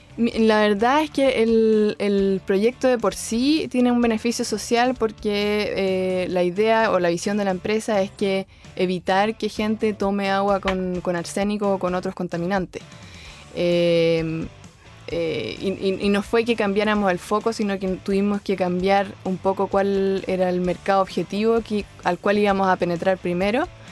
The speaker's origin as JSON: {"language": "Spanish", "town": "Concepción", "region": "Biobío", "country": "Chile", "tie": "born or raised there", "said": "nací y estudié en Concepción"}